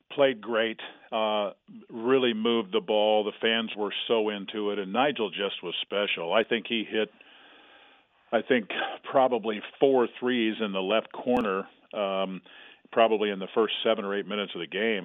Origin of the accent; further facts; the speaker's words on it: Kansas, United States; moved away as an adult; also born or lived in Colorado; I'm a Kansas kid